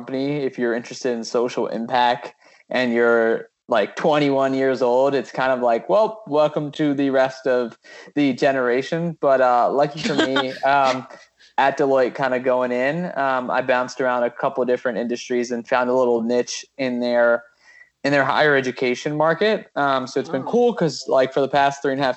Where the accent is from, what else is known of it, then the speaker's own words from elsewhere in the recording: Maryland, United States; now in Washington, D.C., United States; I'm from Maryland, born and raised in the area.